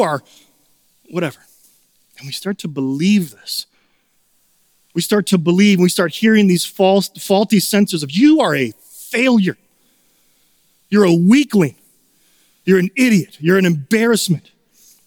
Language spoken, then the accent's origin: English; Chicago, Illinois, United States; also born or lived in Minnesota; now in St. Paul, United States; Growing up in Chicago